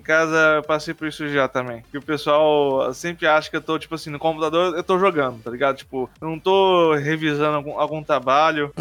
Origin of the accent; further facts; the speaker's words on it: Rondônia, Brazil; eu sou de, do estado de Rondônia